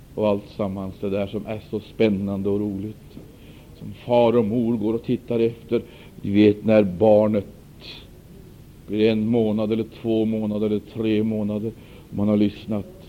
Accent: Sweden; Vi är födda i Sverige. Vi har medborgarskap

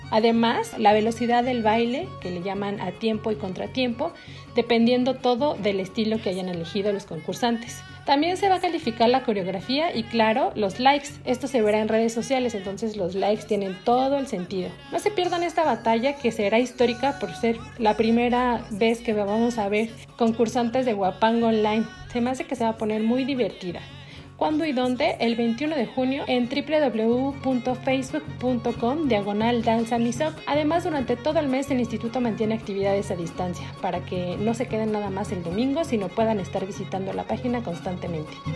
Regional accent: Mexico; nos identifican como mexicanos

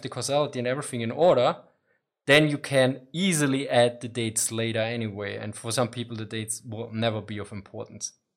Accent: Austria; I'm from Austria

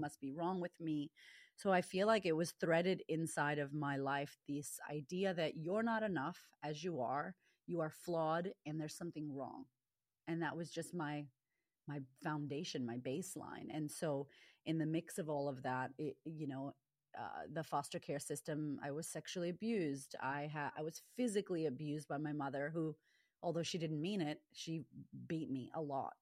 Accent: Boston, Massachusetts, United States; moved away; I, I grew up in America. I grew up in, in Boston

